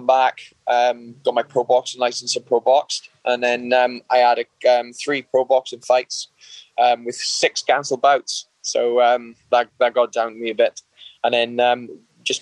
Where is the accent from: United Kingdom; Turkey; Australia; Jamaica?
United Kingdom; Wales; I grew up from a local town in Wales. It's a small town.